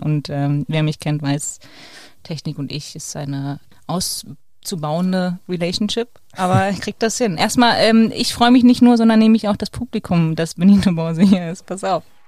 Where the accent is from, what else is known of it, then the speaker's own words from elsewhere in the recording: Berlin, Germany; als Berlinerin